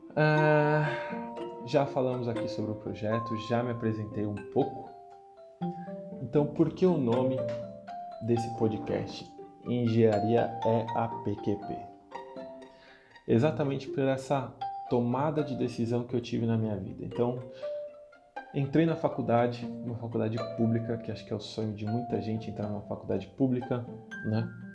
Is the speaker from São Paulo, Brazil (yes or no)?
yes; Guarulhos, São Paulo, Brazil; Eu sou natural de Guarulhos, nasci do e criado em Guarulhos